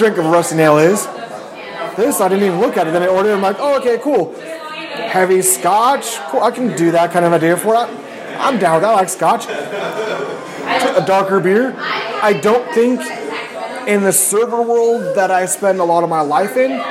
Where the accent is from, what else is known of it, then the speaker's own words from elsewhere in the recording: Petaluma, California, United States; I'm from Petaluma.